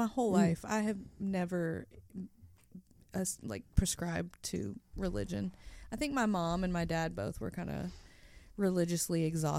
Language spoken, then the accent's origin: English; Nashville, Tennessee, United States; also born or lived in San Francisco / Eureka / Los Angeles; I was born on Nolensville Pike. Like I am from here.